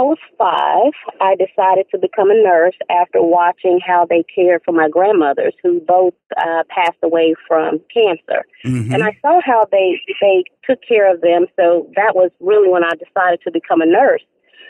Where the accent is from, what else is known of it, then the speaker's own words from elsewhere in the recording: Nashville, Tennessee, United States; now in Raleigh, United States; We would have to take it back to Nashville, Tennessee. We would have to take it back to my hometown now.